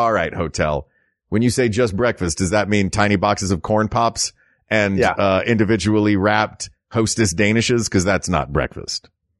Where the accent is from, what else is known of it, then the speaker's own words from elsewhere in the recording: the South, United States; Like, I'm from the South. We did stuff like that.